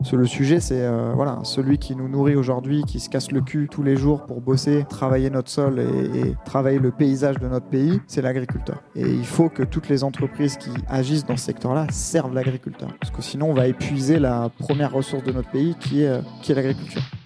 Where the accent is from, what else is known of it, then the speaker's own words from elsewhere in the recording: Essonne, Île-de-France, France; le quartier où je suis né dans l'Essonne